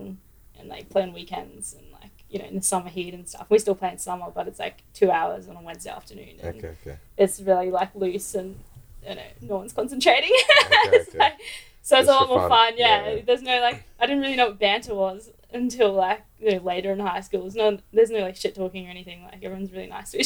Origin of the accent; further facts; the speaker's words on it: Brisbane, Queensland, Australia; I grew up in Brisbane